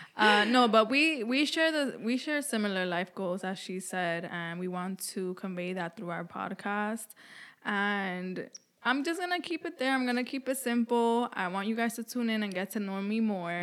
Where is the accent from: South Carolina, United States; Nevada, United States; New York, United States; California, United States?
New York, United States; New York City; I was b-, born and raised in New York City, and I moved around the boroughs a lot